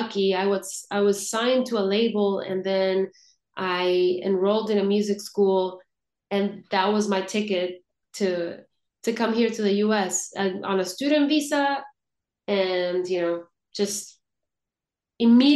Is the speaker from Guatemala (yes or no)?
yes; Guatemala; growing up in Guatemala